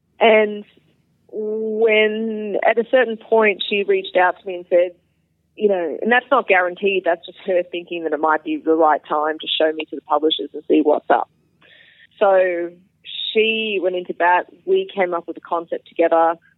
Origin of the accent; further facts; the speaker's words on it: Australia; now in Texas, United States; the longer that I'm away from Australia, the more there are people joining the scene that have no idea who I am